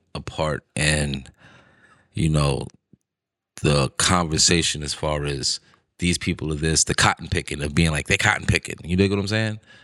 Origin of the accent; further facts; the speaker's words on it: New York, United States; I'm from New York. So everything in New York is marketing, marketing, marketing, marketing 'cause, you know, that's what we do here